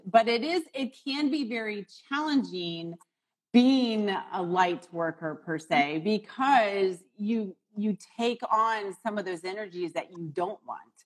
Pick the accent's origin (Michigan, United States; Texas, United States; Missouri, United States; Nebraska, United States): Missouri, United States; St. Louis; now in Chicago, United States; I was born in St. Louis